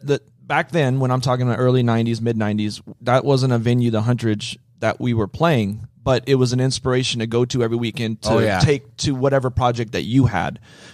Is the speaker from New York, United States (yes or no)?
no; Las Vegas, Nevada, United States; born or raised there